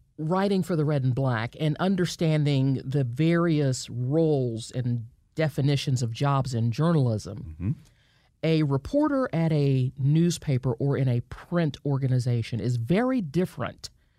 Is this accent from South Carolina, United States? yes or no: no; Marietta, Georgia, United States; Yes, I grew up in Marietta. Went to elementary school here, went to high school here, studied journalism at the University of Georgia